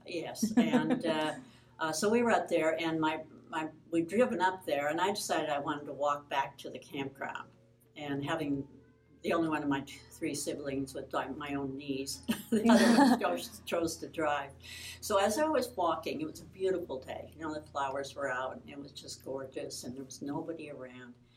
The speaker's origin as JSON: {"language": "English", "town": "Flint", "region": "Michigan", "country": "United States", "tie": "born or raised there", "said": "I was born in Flint, Michigan"}